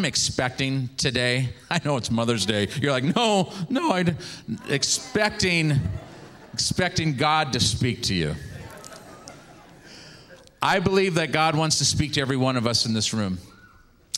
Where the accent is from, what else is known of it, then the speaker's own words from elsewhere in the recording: Seattle, Washington, United States; also born or lived in Kent, Washington; I grew up in Seattle, Washington area.